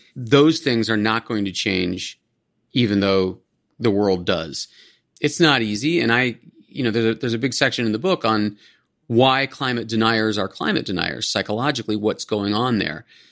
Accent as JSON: {"language": "English", "town": "Cleveland", "region": "Ohio", "country": "United States", "tie": "born or raised there", "moved": "yes", "said": "I grew up in Ohio, in the suburb of Cleveland"}